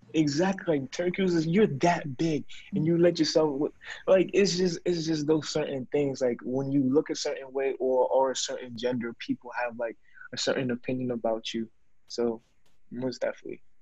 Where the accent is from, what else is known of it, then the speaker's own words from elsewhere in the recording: Ghana; I'm from Ghana